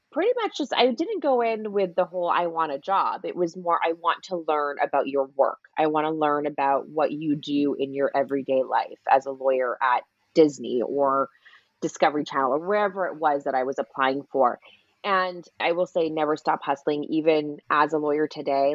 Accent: Canada; moved away as an adult; also born or lived in Toronto, Canada / Sydney, Australia; now in Los Angeles, United States; I'm Canadian

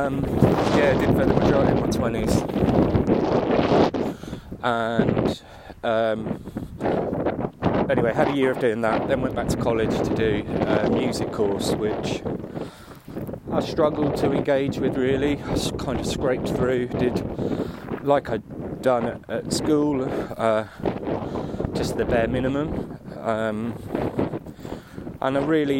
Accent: Aylesbury, South East England, United Kingdom; also born or lived in Waddesdon, Buckinghamshire; born in Buckinghamshire, in the town of Aylesbury 42 years and one day ago, and grew up in Aylesbury, lived there for until I was about 12, and then moved to a little village outside Aylesbury called Wadston

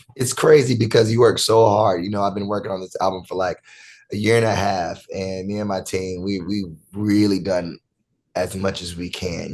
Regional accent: Rockingham, North Carolina, United States; I'm originally from North Carolina, Rockingham, North Carolina

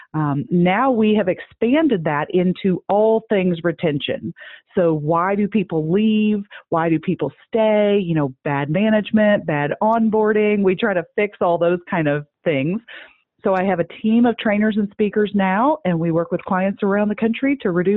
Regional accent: Midwest, United States; I'm from the Midwest

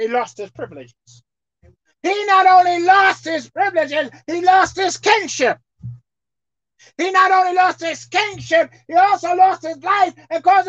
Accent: United States; I'm an American citizen. Consider me as American. That's what I am. I was born and raised here.

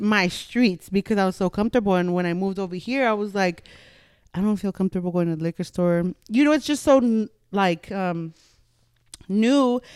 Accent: Los Angeles, California, United States; moved away; where I'm from, East L A. Born and raised, diehard East L

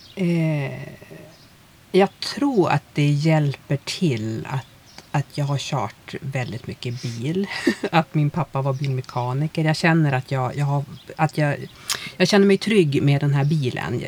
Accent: Umeå, Västerbotten County, Sweden; moved away as an adult; Jag är ju från Umeå

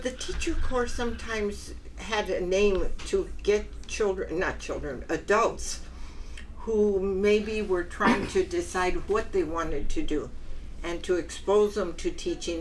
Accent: Wilmington, California, United States; I was born in Wilmington. In fact, I was born not too far from here in the harbor and West Basin.

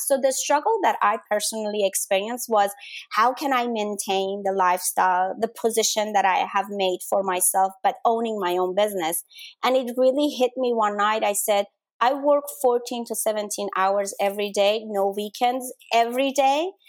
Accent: Denmark; moved away; I grew up in Denmark

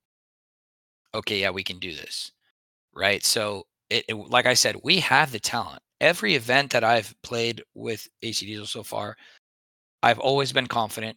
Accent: Texas, United States; moved away; we grew up in Texas

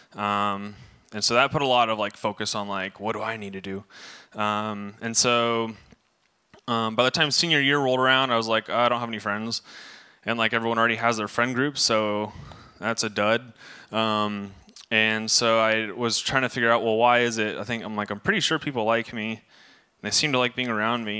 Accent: Camarillo, California, United States; I was born in Camarillo, July

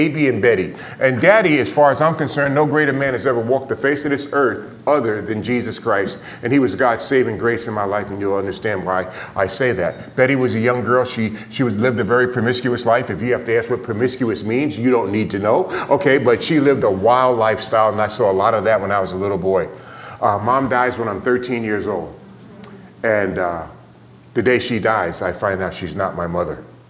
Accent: New York City, New York, United States; I was born and raised in New York City

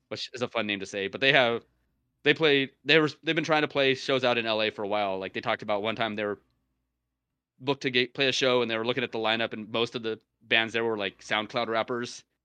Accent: United States; I'm American

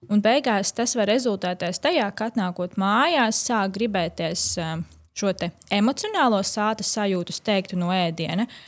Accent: Latvia; Jā, es esmu no Latvijas, kur vecmāmiņa gatavo nu, vienmēr ir pilni galdi.

